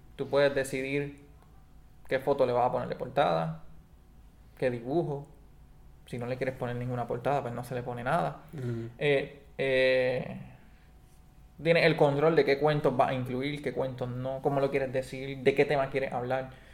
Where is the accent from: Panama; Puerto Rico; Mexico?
Puerto Rico; Antes éramos de España, ahora somos de Estados Unidos.